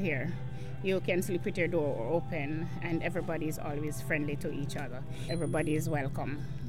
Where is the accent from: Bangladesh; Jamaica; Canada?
Jamaica; now in Provincetown, United States; You know, I'm from Jamaica, but I've been working here for the past 23 years